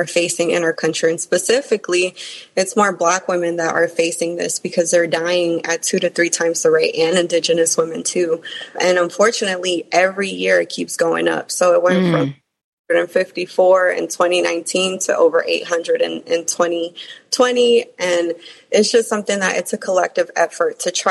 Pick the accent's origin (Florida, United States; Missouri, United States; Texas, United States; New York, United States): New York, United States; New York City; being an immigrant, growing up in New York City, growing up in more impoverished places